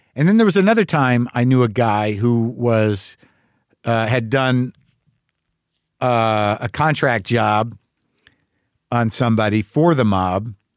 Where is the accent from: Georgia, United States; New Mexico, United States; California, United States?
New Mexico, United States; also born or lived in New Jersey; I was born in sixty three, New Jersey. I was raised in New Mexico